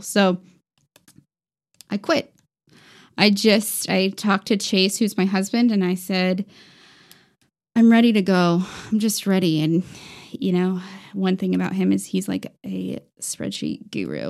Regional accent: Indianapolis, Indiana, United States; moved away; also born or lived in Aurora, Colorado; I was born in Colorado, Aurora, Colorado

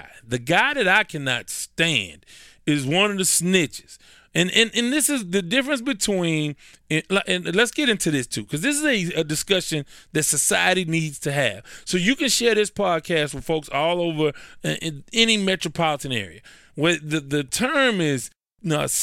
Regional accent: Houston, Texas, United States; because I'm in Houston

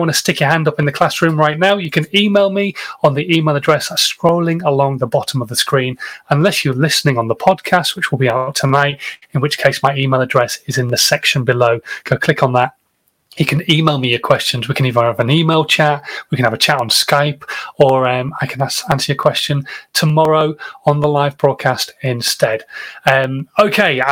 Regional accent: England, United Kingdom; I'm English and I don't speak many other languages

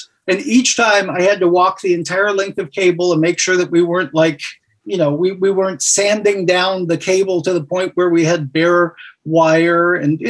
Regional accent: West Covina, California, United States; also born or lived in La Puente; I grew up all over the place. I was a Marine Corps brat. I was born in La Puente, and I spent most of my high school years in West Covina, California.

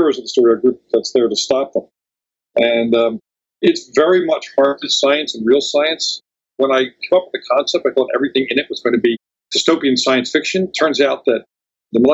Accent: Philadelphia, Pennsylvania, United States; moved away as an adult; also born or lived in Bucks County, Pennsylvania; now in San Diego, United States; I grew up in Philly. I lived in Bucks County, Pennsylvania for years

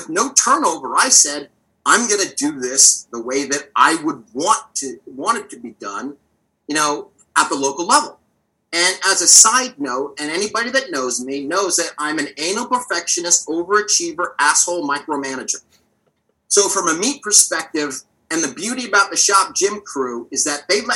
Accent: Manassas, Virginia, United States; Manassas, Virginia, my hometown.

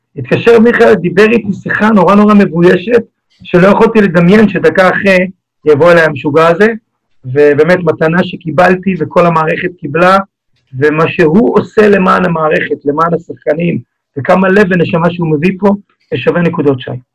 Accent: Haifa, Haifa District, Israel; התחברתי לגוטמן שגידל אותי בשכונה, אנחנו שנינו חיפאים

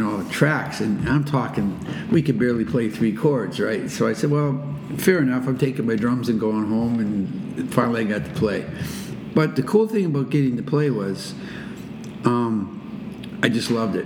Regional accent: Nova Scotia, Canada; moved away; also born or lived in Saint John, New Brunswick; I was born in St. John's, Brunswick, and predominantly raised in Nova Scotia

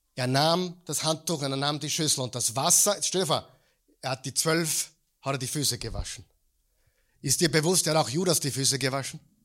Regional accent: Mödling, Lower Austria, Austria; bei uns in Mödling

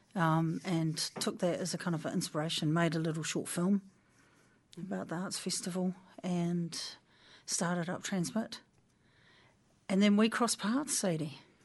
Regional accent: Waipukurau / Porangahau, Hawke's Bay, New Zealand; now in Wellington, New Zealand; born in Waipukera, uh, hospital, maternity home, gone

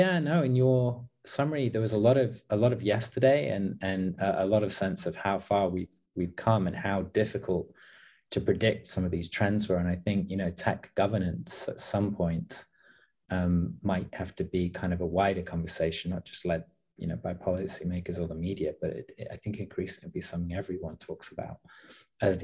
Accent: Leicester, East Midlands, United Kingdom; moved away as an adult; also born or lived in south of England (university); I grew up in the Midlands. I grew up actually close to a city called Leicester, which is one of the gaming hubs in my country

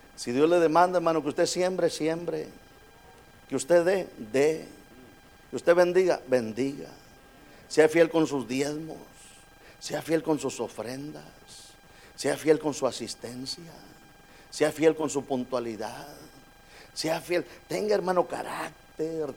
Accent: Monterrey, Nuevo León, Mexico; now in United States; yo soy de Monterrey, México

